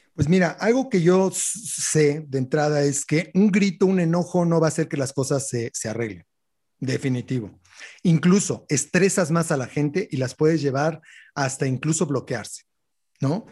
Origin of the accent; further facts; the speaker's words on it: Mexico; como buenos mexicanos